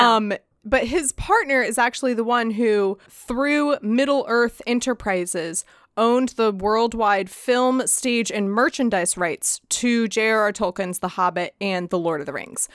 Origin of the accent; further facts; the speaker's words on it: United States; we're American